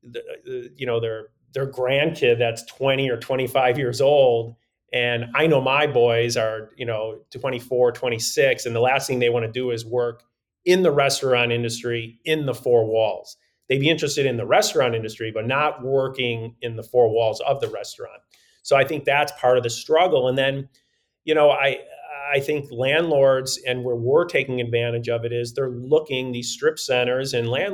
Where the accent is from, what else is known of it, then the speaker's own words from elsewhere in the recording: Chicago, Illinois, United States; I grew up in Chicago